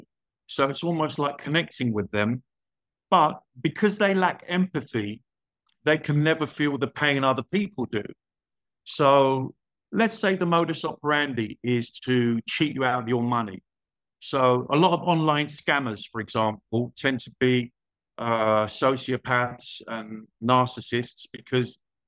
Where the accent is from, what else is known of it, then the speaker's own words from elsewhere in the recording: London, United Kingdom; moved away as an adult; also born or lived in Spain / Portugal / Cyprus / Copenhagen, Denmark; I was born in London. I grew up there